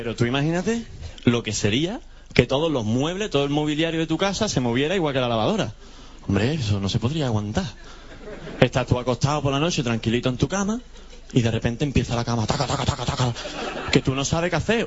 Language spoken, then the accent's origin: Spanish; Andalusia, Spain; soy andaluz